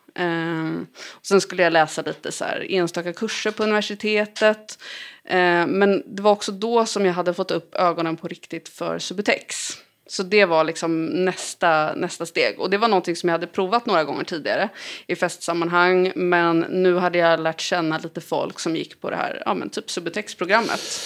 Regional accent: Lidingö, Stockholm County, Sweden; jag växte upp på Lidingö.

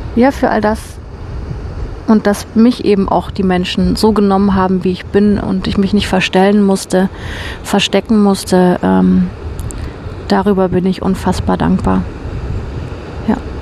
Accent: Germany; moved away; bei uns in Deutschland

